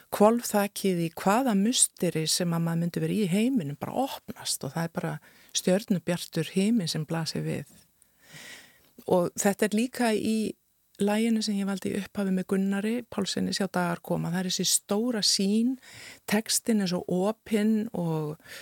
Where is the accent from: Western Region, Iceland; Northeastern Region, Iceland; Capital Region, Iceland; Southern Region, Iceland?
Northeastern Region, Iceland; Akureyri; moved away as an adult; also born or lived in Rome, Italy / Florence, Italy; now in Reykjavík, Iceland; sem krakki á Akureyri